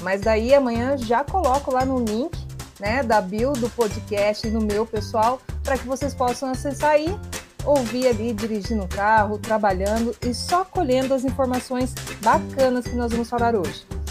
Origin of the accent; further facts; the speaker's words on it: União da Vitória, Paraná, Brazil; sou de União da Vitória, Porto União